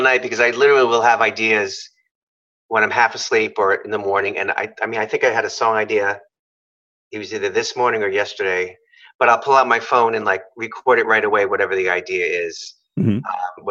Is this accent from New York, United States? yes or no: yes; New York, United States; I'm from New York